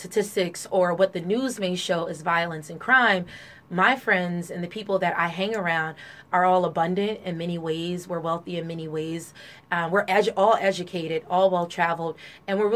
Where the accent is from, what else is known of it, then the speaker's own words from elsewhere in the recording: Trenton, New Jersey, United States; I was born and raised in Trenton, New Jersey. Grew up in the North Side